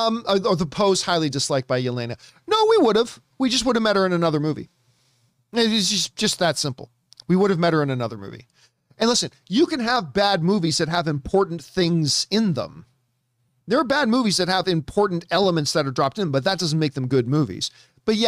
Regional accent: Philippines; I'm Filipino. How could I not love the guy?

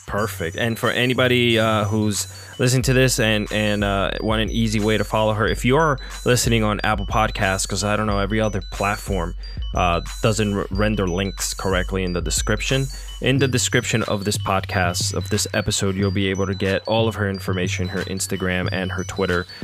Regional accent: Puerto Rico; moved away; also born or lived in Union City, New Jersey; I was born and raised in Puerto Rico, but I lived uh, in northern New Jersey. So I lived I lived in Union City

